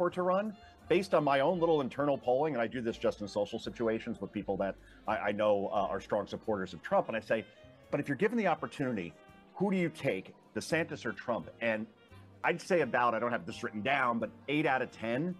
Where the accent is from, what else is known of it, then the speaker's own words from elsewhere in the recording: New Jersey, United States; my home state of New Jersey